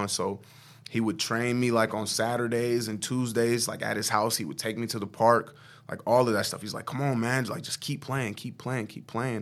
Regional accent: Omaha, Nebraska, United States; also born or lived in Norfolk, Nebraska; I'm from Omaha, Nebraska, born and raised, lived there all of my life for the most part.

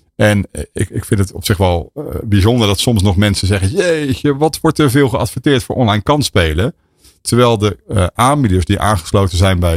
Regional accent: Rotterdam, South Holland, Netherlands; ik ben Rotterdammer.

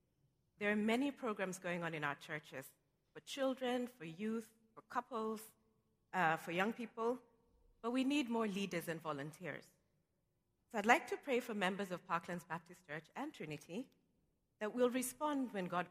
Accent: Nairobi, Kenya; moved away as an adult; now in New York City, United States; I was born in Nairobi, Kenya. And I moved to New York City 3 years ago because my job moved here, and I came with my mother and my daughter.

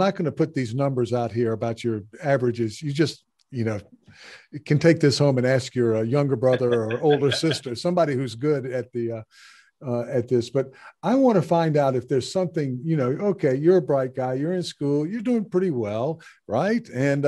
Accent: the South, United States; and I'm growing up in the American South, right?

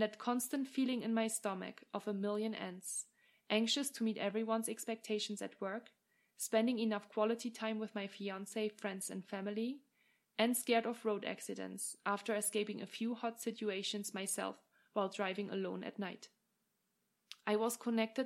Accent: Germany; moved away as an adult; also born or lived in England / France / Australia / Ireland; now in Lake Tahoe, United States; I hail from Germany and have studied, worked, and lived in many different countries over the past 10 years

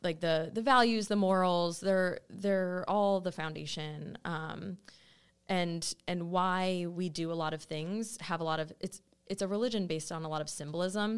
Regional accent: Cleveland, Ohio, United States; moved away as an adult; also born or lived in Israel / Pittsburgh; I grew up in Cleveland

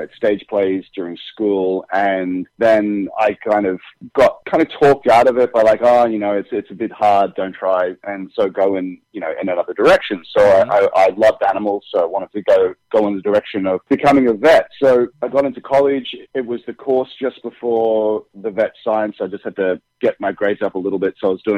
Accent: Brisbane, Queensland, Australia; accent: Australian; moved away as an adult; now in Los Angeles, United States; I'm from Brisbane, Australia, and I've moved up to Los Angeles in 2013.

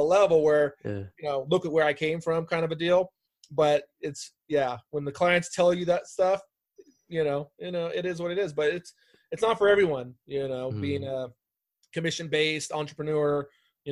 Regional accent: Bay Area, California, United States; moved away as an adult; also born or lived in Arizona; I'm originally from the Bay Area.

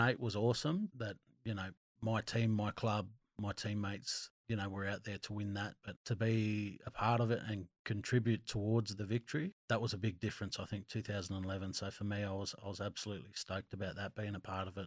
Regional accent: Wildgoat, New South Wales, Australia; moved away; I'm from Wildgoat originally

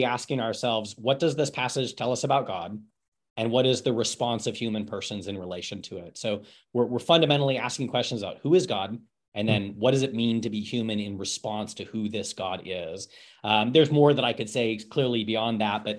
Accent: Eugene, Oregon, United States; I was born and raised in the Church of the Nazarene, Eugene, Oregon. Grew up at that church my entire elementary, early youth and youth experience

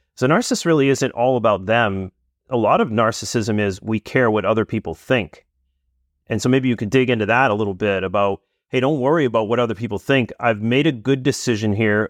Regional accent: New England, United States; I'm from New England

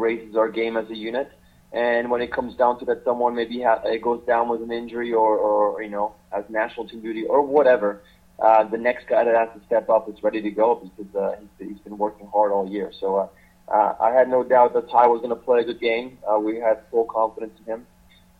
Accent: Switzerland; I grew up in Switzerland

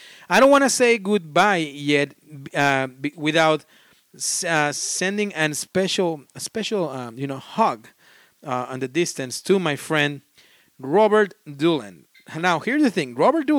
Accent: Australia; We are Australian, and I love listening to your accent.

